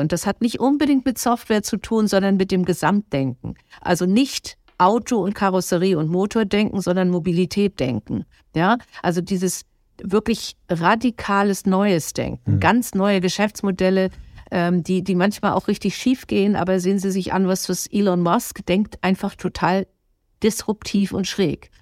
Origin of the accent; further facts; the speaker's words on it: Germany; wir als Deutsche